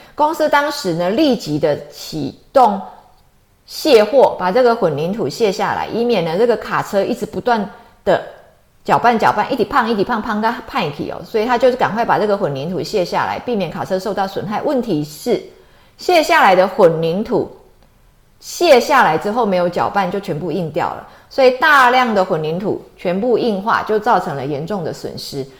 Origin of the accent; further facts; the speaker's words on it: Taiwan; 我们台湾人来讲的话，其实就是蛮nice的哦